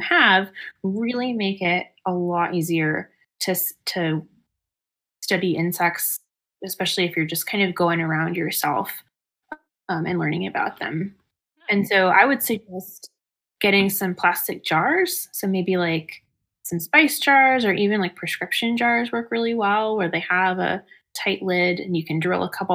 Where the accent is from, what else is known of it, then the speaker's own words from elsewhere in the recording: Plymouth, Michigan, United States; I'm from Plymouth, Michigan originally